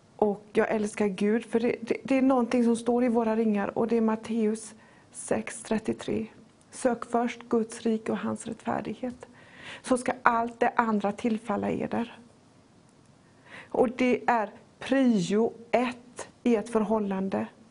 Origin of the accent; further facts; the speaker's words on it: Poland; now in Sweden; Mitt hemland är inte Sverige, och inte ens Polen där jag är född, utan himmelriket